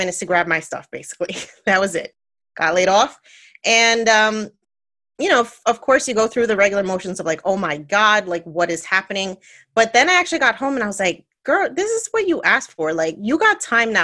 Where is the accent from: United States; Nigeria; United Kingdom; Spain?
United States; New Jersey; I'm born and raised in New Jersey, Puerto Rican, come from a loud, loving family